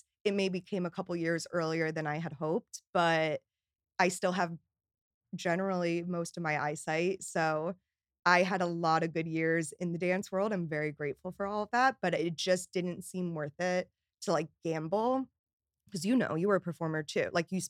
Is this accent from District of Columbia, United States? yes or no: no; New York, United States; But I'm a New Yorker, like through and through. So I had to get back to New York.